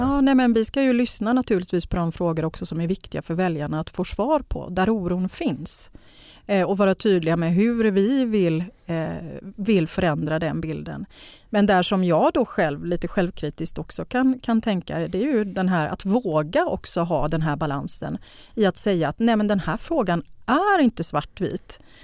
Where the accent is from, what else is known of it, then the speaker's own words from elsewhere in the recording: Gothenburg, Västra Götaland, Sweden; jag är ju uppväxt i, i Bergsjön